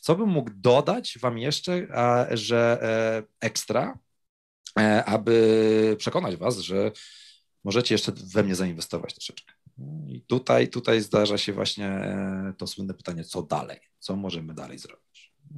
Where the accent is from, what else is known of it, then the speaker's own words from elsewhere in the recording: Kraków, Lesser Poland, Poland; Ja akurat jestem, e, e, z Krakowa